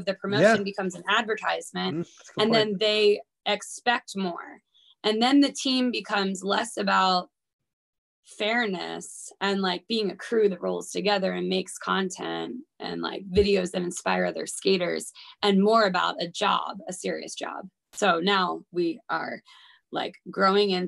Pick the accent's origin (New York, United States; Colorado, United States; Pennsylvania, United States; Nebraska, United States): Pennsylvania, United States; Philadelphia; moved away; I'm from Philly